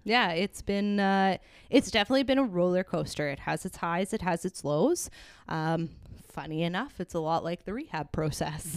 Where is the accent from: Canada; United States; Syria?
Canada; Hamilton, Ontario; grew up in Waterdown